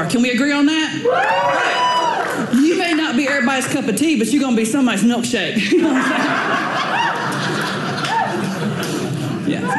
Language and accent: English; the South, United States; I'm from the South.